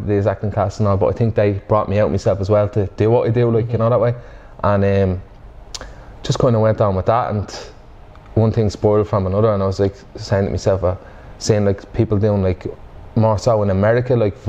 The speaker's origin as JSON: {"language": "English", "town": "Dublin", "region": "County Dublin", "country": "Ireland", "tie": "born or raised there", "said": "growing up in Finglas, you kind of just, there's just a wit about the place"}